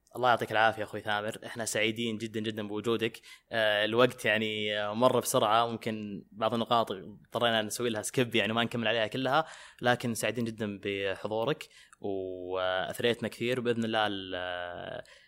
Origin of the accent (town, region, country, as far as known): Saudi Arabia